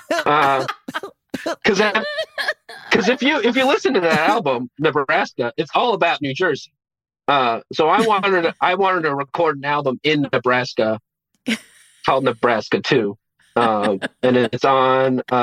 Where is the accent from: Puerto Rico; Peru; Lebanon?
Lebanon; Beirut, Beirut Governorate; born there; I was born in Beirut, yeah